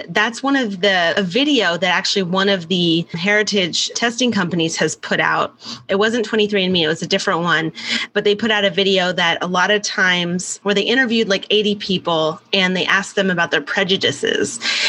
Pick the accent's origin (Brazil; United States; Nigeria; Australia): United States; California; moved away as an adult; also born or lived in Calgary, Canada / London, England; now in New York, United States; I was born in Canada. I grew up in London, England, and I mostly was raised in California.